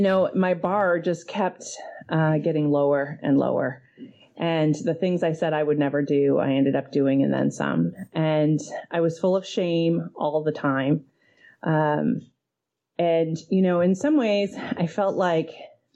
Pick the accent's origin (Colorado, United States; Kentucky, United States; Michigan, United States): Michigan, United States; Detroit; moved away as an adult; now in Seattle, United States; I'm originally from Detroit, and I got sober there. And I moved here in 2005